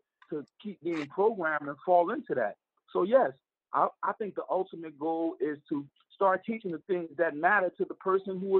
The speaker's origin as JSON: {"language": "English", "town": "Newark", "region": "New Jersey", "country": "United States", "said": "we're prideful dudes when it comes to Newark, New Jersey, Brick City guys, man."}